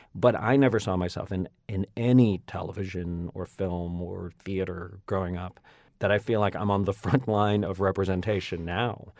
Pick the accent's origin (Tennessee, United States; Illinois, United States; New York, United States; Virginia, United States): Virginia, United States; Northern; accent: Northern Virginia; I grew up in Virginia, you know, so a large part of my of, about, of my sound is at actually, weirdly, Northern Virginia